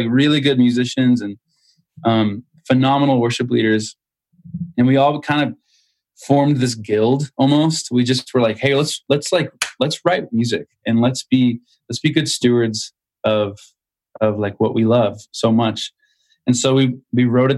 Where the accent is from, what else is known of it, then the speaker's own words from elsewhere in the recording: Southern Indiana, United States; I'm from Indiana, Southern Indiana.